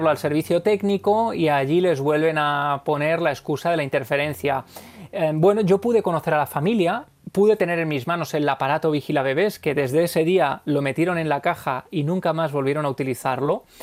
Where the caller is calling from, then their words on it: Mollina, Andalusia, Spain; de Mollina.